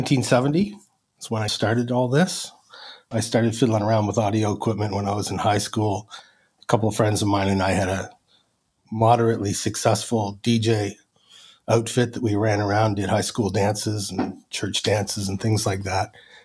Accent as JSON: {"language": "English", "town": "Halifax", "region": "Nova Scotia", "country": "Canada", "moved": "as an adult", "lives_now": "Brockville, Canada", "said": "I hail from Halifax, Nova Scotia, originally. So I did that until the mid-2000s. And then I made the move up here to Brockville, Ontario"}